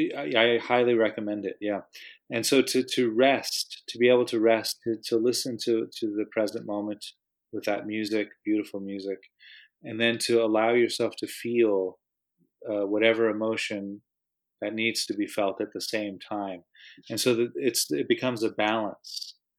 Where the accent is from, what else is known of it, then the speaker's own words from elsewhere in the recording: United States; moved away; I'm from the States originally